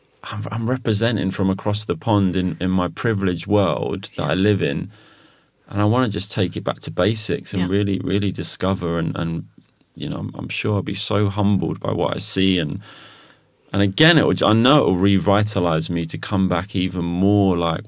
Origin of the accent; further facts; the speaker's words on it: Mosul, Nineveh, Iraq; Yeah, we're from Mosul, from the north.